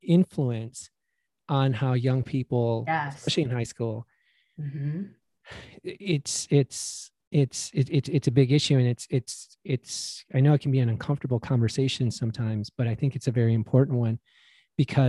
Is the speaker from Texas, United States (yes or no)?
no; Chicago, Illinois, United States; also born or lived in Wisconsin; I went to school in Wisconsin, but I grew up in Chicago